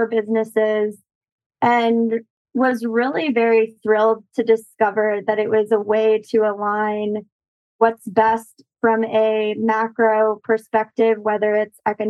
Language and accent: English; St. Louis, Missouri, United States; moved away; I grew up partially in St. Louis, and we had a weeping willow in our backyard